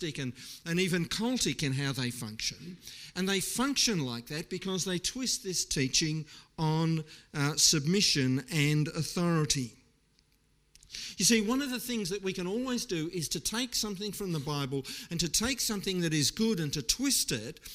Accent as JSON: {"language": "English", "country": "Australia"}